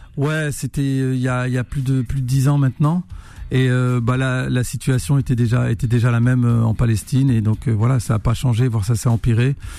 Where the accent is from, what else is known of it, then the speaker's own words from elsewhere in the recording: Roubaix, Hauts-de-France, France; moved away; je suis né à Roubaix, dans le Nord, la ville euh, la plus pauvre de France, cité ouvrière, euh, fils d'immigrés algériens